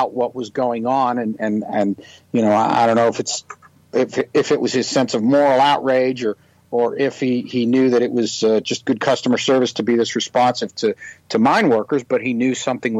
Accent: Youngstown, Ohio, United States; my hometown of Youngstown

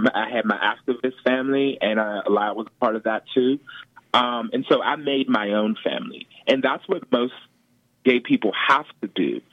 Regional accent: Pittsburgh, Pennsylvania, United States; also born or lived in Baldwin, Pennsylvania; I grew up in the Hill District

